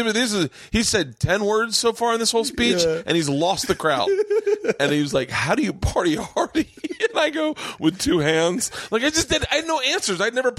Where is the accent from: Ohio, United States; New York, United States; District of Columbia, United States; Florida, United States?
Florida, United States; Tampa; And I'm from Tampa.